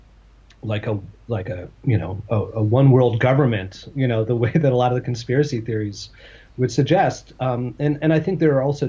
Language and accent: English; United States; I'm an American Jew